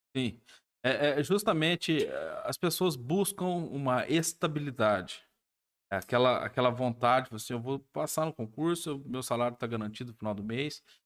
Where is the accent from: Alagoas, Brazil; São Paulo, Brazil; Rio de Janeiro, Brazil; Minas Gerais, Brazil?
Minas Gerais, Brazil; Alfenas; eu sou de Alfenas, né? É, nascido e criado em Alfenas